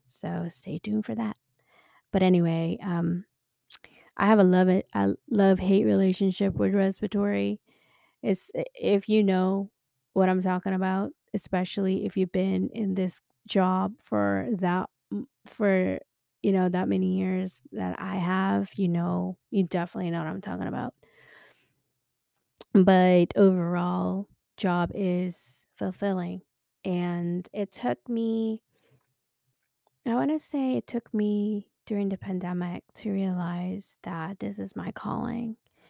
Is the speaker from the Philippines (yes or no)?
yes; Philippines; now in United States; I am originally from the Philippines. Woohoo! Mabuhay, mga kababayan. Yeah, please don't come at me. My Tagalog is really, really bad. lost my accent long time ago when I first came here to the States.